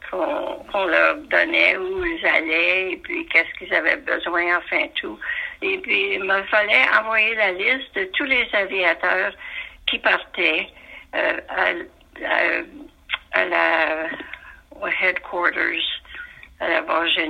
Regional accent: Montreal, Quebec, Canada; also born or lived in Ottawa / Gander Bay; vu que j'étais de Montréal

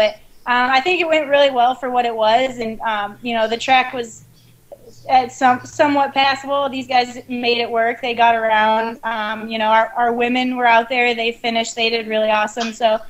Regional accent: West Virginia, United States; Hey, I think we're from West Virginia. We can say it however we want.

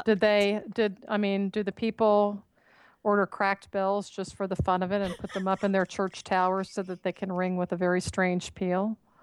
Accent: South Florida, United States; moved away; I'm originally from South Florida

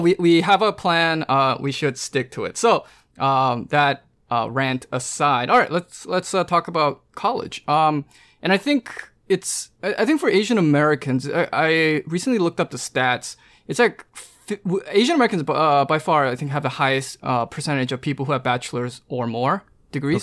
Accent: Vancouver, British Columbia, Canada; moved away as an adult; I'm from Vancouver, so I, from actually Canada.

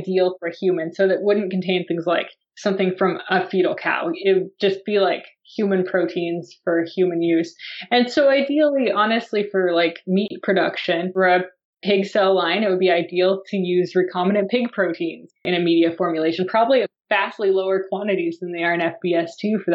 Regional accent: United States; as an American

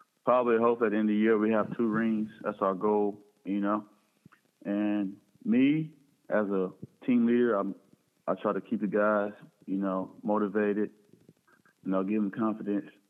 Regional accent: Hattiesburg, Mississippi, United States; I'm from Hattiesburg, Mississippi. I grew up in a big family.

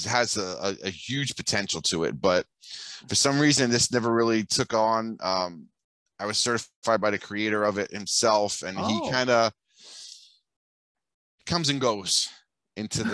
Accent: New York City, New York, United States; also born or lived in Bensonhurst / Old Mill Basin; now in Florida, United States; Brooklyn born and raised

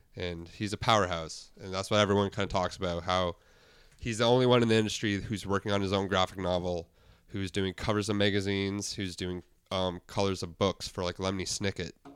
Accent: Guelph, Ontario, Canada; that's my hometown

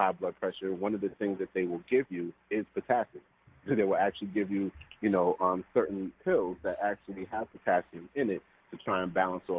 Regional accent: Trinidad & Tobago; being Trinidadian

